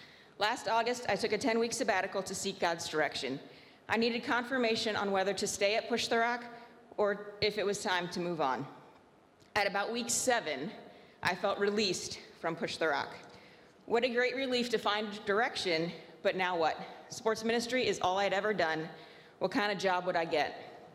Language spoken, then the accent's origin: English; Venezuela; I am an MK born and raised in Venezuela. I had the privilege of being raised at a boarding school as a staff kid, a dorm parent kid, and also a dorm student.